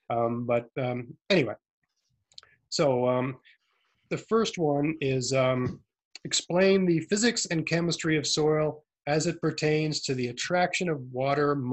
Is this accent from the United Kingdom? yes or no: no; Nova Scotia, Canada; accent: Nova Scotia; also born or lived in Ontario; I'm from Eastern Canada, but I, I, lived in Ontario for six years, which sort of smoothed out my, you know, uh, rough uh, Nova Scotia accent.